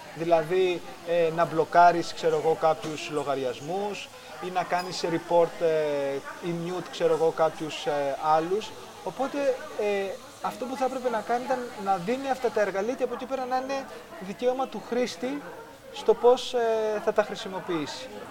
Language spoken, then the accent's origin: Greek; Greece; ως Έλληνες